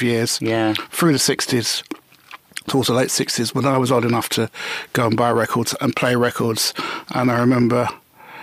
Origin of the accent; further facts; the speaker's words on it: London, United Kingdom; I was a Notting Hill boy, born and bred. Well, we called it the Grove, Ladbroke Grove.